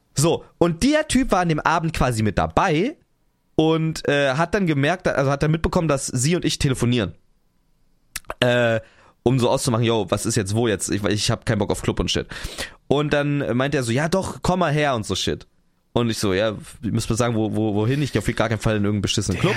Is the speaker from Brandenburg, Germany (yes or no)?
yes; Potsdam, Brandenburg, Germany; moved away as an adult; now in Cologne, Germany; So, ich bin ja da in der Region aufgewachsen. Ähm, ich ich komme ja, ich komme nicht aus Berlin, aber ich komme aus Potsdam